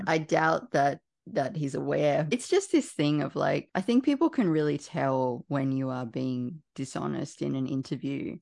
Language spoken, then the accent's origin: English; Canberra, Australian Capital Territory, Australia; I'm from Canberra